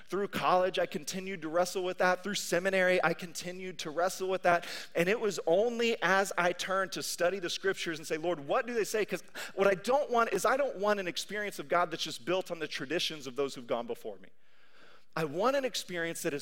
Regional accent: Kansas, United States; now in Tulsa, United States; I grew up in Kansas

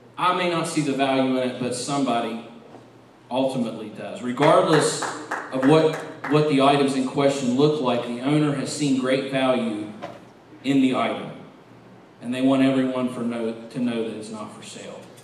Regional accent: West Virginia, United States; growing up in West Virginia

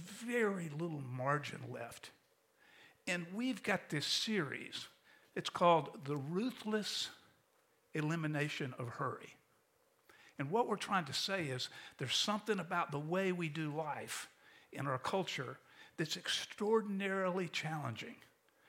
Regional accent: St. Augustine, Florida, United States; now in Tampa, United States; When I was a kid growing up in St. Augustine

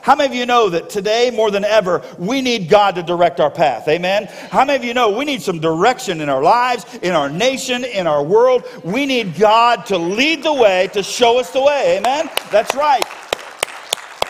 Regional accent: South Florida, United States; moved away; I grew up in South Florida

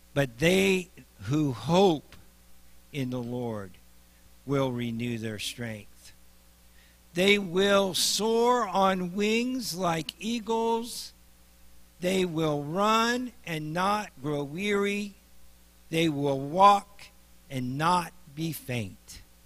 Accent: Nebraska, United States; I'm from Nebraska

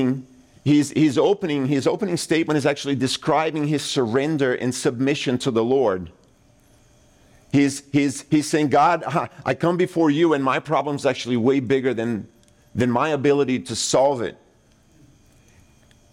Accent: Brazil; moved away; I grew up in Brazil

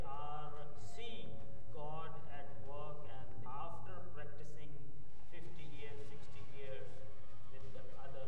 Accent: Pakistan; moved away as an adult; now in Metro Vancouver, Canada; I'm from Pakistan, and due to the persecution, I was forced to move to Canada.

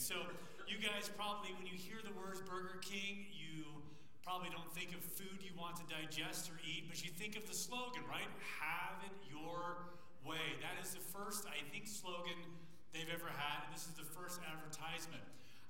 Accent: Thailand; Good seeing you guys. I was from Thailand, so it's kind of a distance.

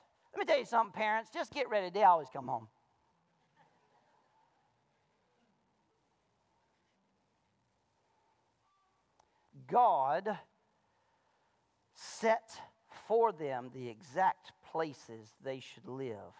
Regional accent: Malone, Florida, United States; now in Centreville, United States; I grew up in Malone, Florida

